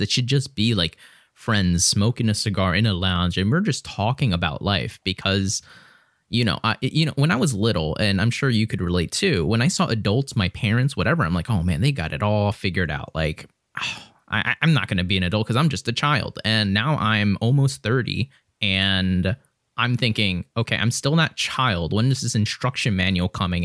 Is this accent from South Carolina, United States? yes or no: no; Philadelphia, Pennsylvania, United States; now in Lancaster, United States; I grew up in Philadelphia